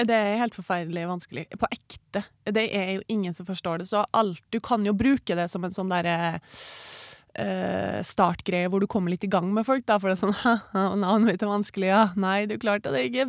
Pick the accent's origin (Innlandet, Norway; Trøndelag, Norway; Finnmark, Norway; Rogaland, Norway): Trøndelag, Norway; Trondheim; Jeg er oppvokst uh, i Trondheim